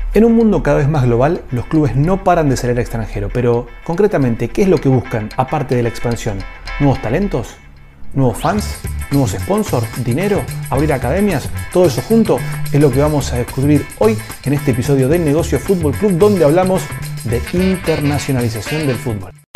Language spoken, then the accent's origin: Spanish; Argentina; yo soy de Argentina